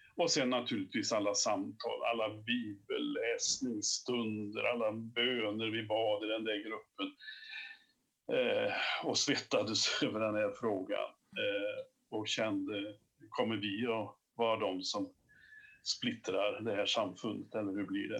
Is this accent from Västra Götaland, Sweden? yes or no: yes; Åmål, Västra Götaland, Sweden; now in Kil, Sweden; bosatt i Värmland numera, fast jag kommer från, eh, från Åmål, som du sa, i Dalsland. Eh, vi är ganska få dalslänningar